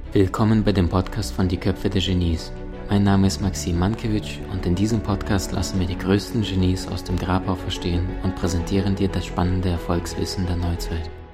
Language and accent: German; Omsk, Omsk Oblast, Russia; moved away; ich in Sibirien geboren bin